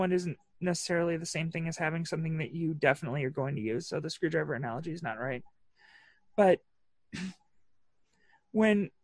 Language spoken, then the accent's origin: English; Northwest Indiana, United States; I was raised in Northwest Indiana